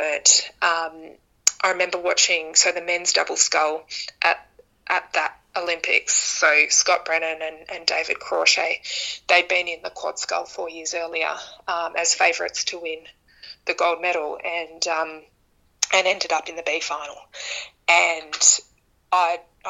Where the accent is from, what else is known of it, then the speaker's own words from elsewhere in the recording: Melbourne, Victoria, Australia; also born or lived in Canberra; I moved home from Canberra. I moved back to Melbourne to finish off my uni